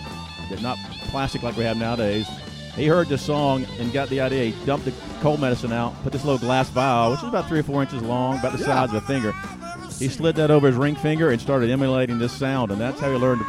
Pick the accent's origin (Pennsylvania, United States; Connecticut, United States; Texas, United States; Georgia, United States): Georgia, United States; Atlanta; Born and raised in Atlanta, GA.